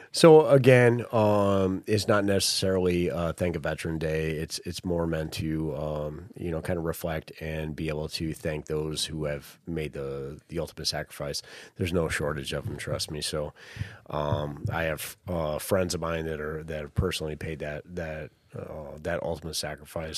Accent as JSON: {"language": "English", "region": "the North", "country": "United States", "tie": "born or raised there", "said": "I grew up in the North and I grew up in that mentality"}